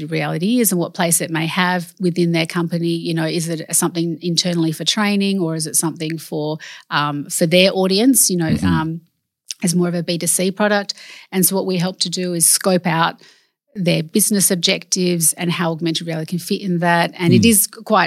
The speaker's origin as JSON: {"language": "English", "town": "Perth", "region": "Western Australia", "country": "Australia", "tie": "born or raised there", "also_born_or_lived": "Laverton, Western Australia", "said": "I was born in Perth and my parents are immigrants from overseas."}